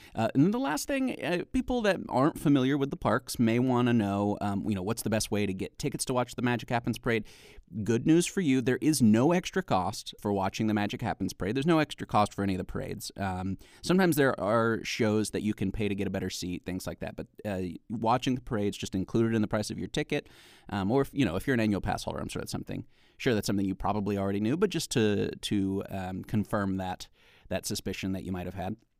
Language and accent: English; Alabama, United States; moved away; I'm originally from Alabama